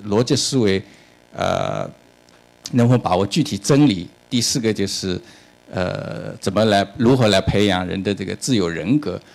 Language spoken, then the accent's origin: Chinese; China; 我们中国人